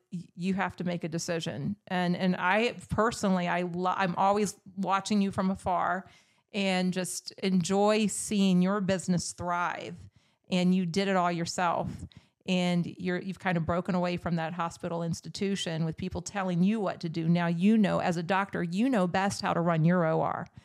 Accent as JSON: {"language": "English", "town": "Newport News", "region": "Virginia", "country": "United States", "tie": "born or raised there", "said": "I grew up in Newport News, Virginia."}